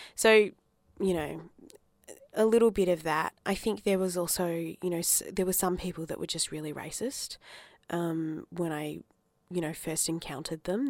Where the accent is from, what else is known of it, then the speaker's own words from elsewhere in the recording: Adelaide, South Australia, Australia; also born or lived in Darwin, Northern Territory; I grew up in Adelaide 'cause my parents moved down from Darwin